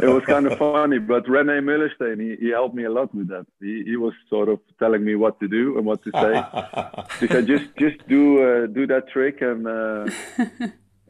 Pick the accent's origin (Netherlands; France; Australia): Netherlands; born in a little village here, and actually 5 miles from where I live now